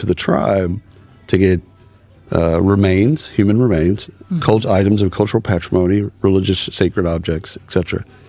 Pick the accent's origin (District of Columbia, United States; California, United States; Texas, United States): Texas, United States; I'm a Texan